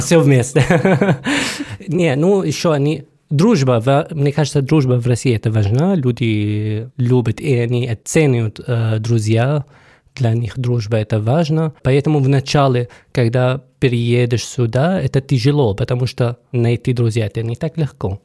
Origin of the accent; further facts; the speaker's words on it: Syria; Russian is a second language; moved away as an adult; also born or lived in Rostov-on-Don, Russia / Voronezh, Russia; now in Saint Petersburg, Russia; я приехал из Сирии, я уже здесь давно, 8 лет